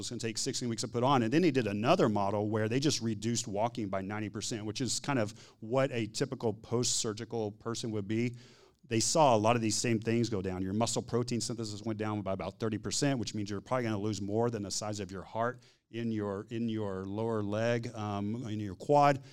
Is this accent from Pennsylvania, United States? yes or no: no; Texas, United States; I'm from Texas